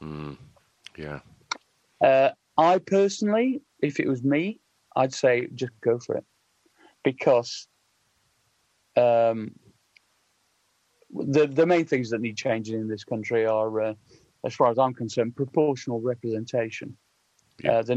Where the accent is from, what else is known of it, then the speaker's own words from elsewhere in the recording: Sheffield, Yorkshire and the Humber, United Kingdom; I grew up in Sheffield, which is, you know, jokingly referred to as the Socialist Republic of South Yorkshire.